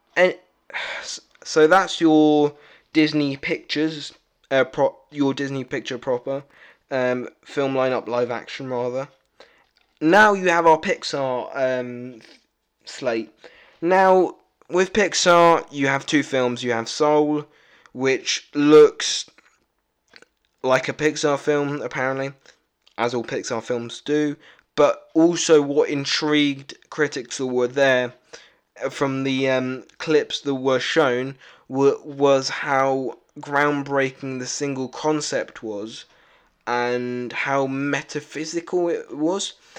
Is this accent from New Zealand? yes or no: no; United Kingdom; I am really British